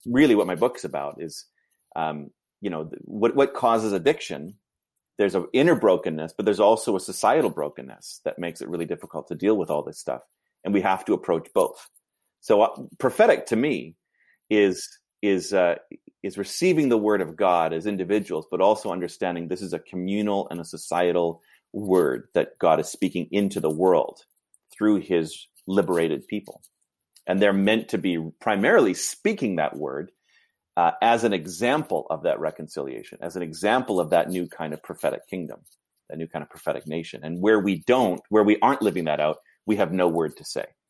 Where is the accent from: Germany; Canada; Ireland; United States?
Canada; Vancouver, British Columbia; also born or lived in Toronto; I grew up in Vancouver